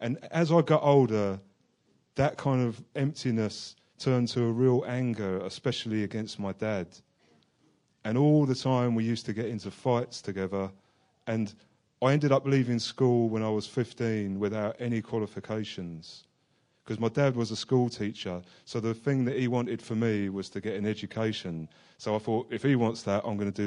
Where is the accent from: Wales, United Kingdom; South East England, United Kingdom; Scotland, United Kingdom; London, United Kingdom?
London, United Kingdom; moved away as an adult; I was born in London into an Irish Catholic family.